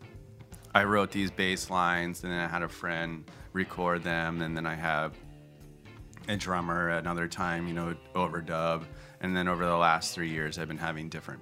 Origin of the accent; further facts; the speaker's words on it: outside of Philadelphia, Pennsylvania, United States; So I grew up outside of Philadelphia, and then mostly as an adult, I lived in Philadelphia and West Philadelphia.